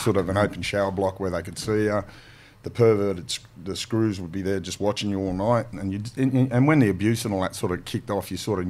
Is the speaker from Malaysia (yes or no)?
no; Mount Druitt, New South Wales, Australia; Growing up in Mount Druitt